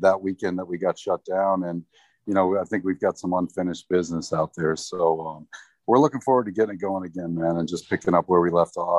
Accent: just outside of Detroit, Michigan, United States; moved away; I grew up in Michigan, just outside of Detroit

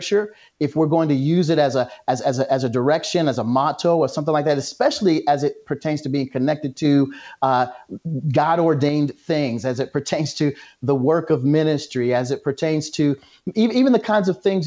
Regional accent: Tulsa, Oklahoma, United States; moved away; I grew up in Tulsa.

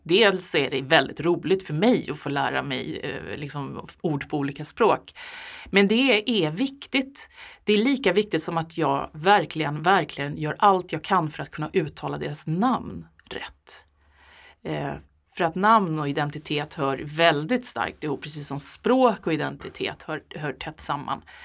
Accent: Sweden; som svensk eh, medelålders

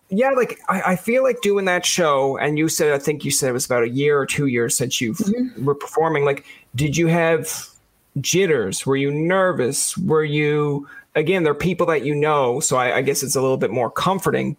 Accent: Newfoundland and Labrador, Canada; now in Ottawa, Canada; I came home from Newfoundland because of the COVID, but yep. I'm usually up away in Ottawa.

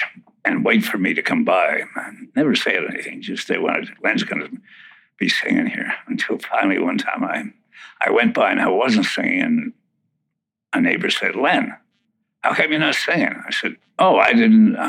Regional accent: Winnipeg, Manitoba, Canada; Born in Winnipeg, Manitoba, Canada

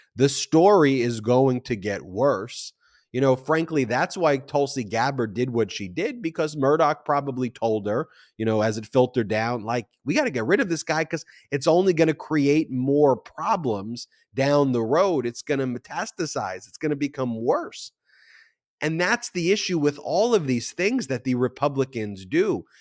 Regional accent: Nassau County, New York, United States; I'm from Nassau County

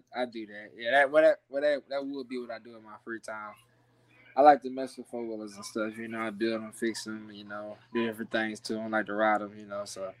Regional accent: Mississippi, United States; Well, you know, it's not really too much to do in Mississippi. You know, it's not really, you know, a big place or whatever.

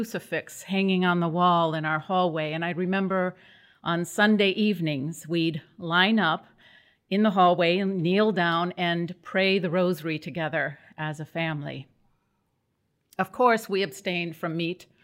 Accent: Midwest, United States; now in New England, United States; I was born in the Midwest and raised to be a good Catholic girl

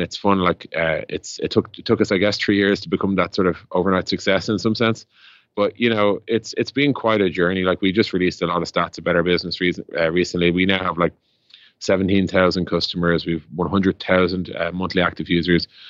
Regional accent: Dublin, Leinster, Ireland; Ireland, Dublin

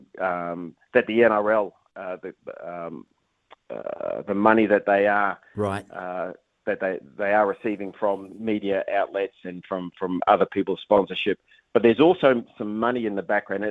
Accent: New Zealand; moved away as an adult; also born or lived in Australia; a Kiwi

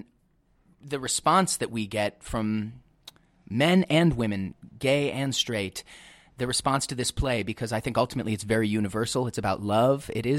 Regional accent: Colorado, United States; moved away; I grew up in Colorado in a mountain town, in a mostly heteronormative background

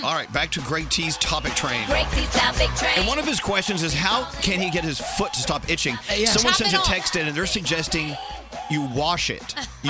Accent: Texas, United States; I'm from Texas.

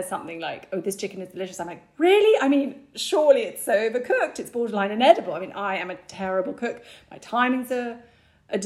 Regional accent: United Kingdom; I'm so British.

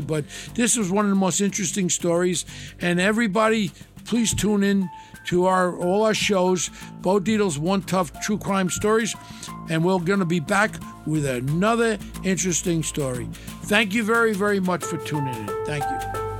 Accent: New York City, New York, United States; I grew up with in Ozone Park.

